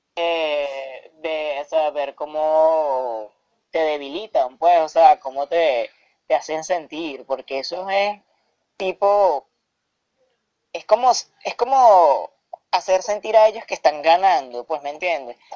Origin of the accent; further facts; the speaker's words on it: Caracas, Capital District, Venezuela; provengo de la ciudad de Caracas, Venezuela